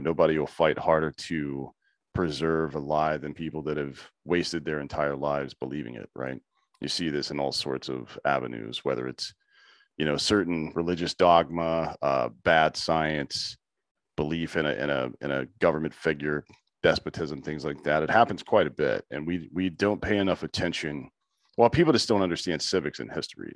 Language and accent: English; South Carolina, United States; I'm from the South too. I'm from South Carolina